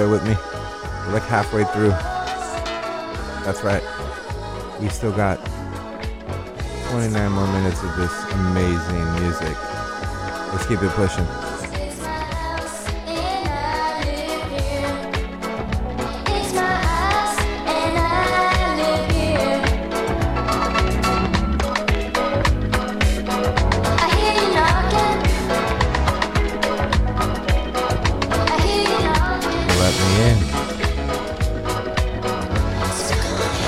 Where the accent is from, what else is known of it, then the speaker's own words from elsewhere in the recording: Los Angeles, California, United States; I'm from East